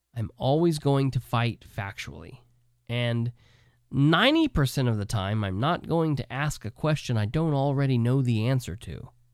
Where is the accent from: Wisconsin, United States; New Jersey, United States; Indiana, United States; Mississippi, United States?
Indiana, United States; Muncie; now in Winchester, Indiana, United States; my hometown that I was born and raised in, Muncie